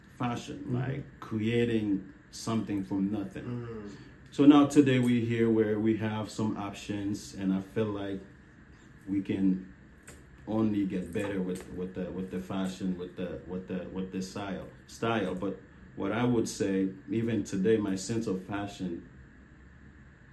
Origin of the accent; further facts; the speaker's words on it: Haiti; now in Seattle, United States; I'm originally from Haiti